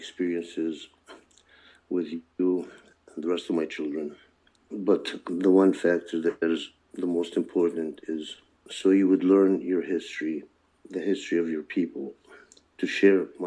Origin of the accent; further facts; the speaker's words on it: Chicago, Illinois, United States; English is a second language; also born or lived in Ramallah, Palestine; where we resided was the back of the yards on the south side of Chicago